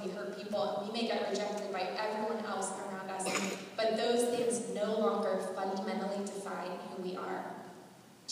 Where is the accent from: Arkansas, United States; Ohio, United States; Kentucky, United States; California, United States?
California, United States; Southern; some of my friends that I grew up with in Southern California